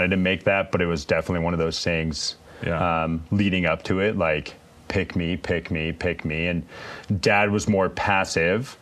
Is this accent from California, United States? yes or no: yes; Bay Area, Northern California, United States; moved away as an adult; also born or lived in Boulder, Colorado; Grew up in Northern California